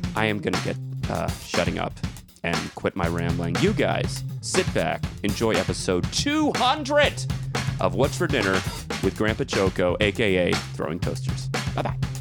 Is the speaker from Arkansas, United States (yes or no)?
no; South Florida, United States; moved away as an adult; now in Los Angeles, United States; if you are in the South Florida area, that's my home place, my hometown